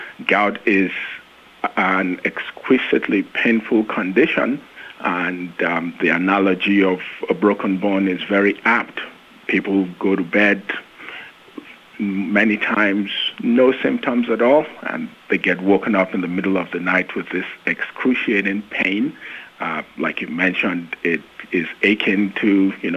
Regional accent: Nigeria; moved away as an adult; also born or lived in United Kingdom / Long Island, New York / Arizona / West Virginia; now in Nashville, United States; I am originally from Nigeria

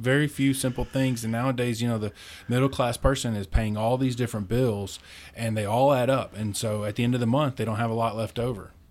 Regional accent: Munfordville, Kentucky, United States; I'm from a small town in Kentucky, uh, right in the center of the state, near Mammoth Cave

